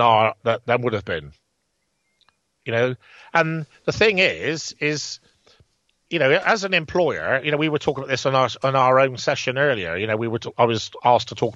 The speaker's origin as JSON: {"language": "English", "town": "Bridgwater", "region": "South West England", "country": "United Kingdom", "tie": "born or raised there", "said": "let's say there's 50 pubs in Bridgewater, for instance, you know, my hometown"}